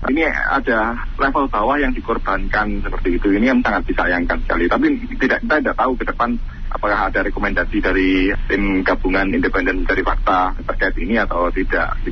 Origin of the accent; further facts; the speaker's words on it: Malang, East Java, Indonesia; kami sebagai warga Malang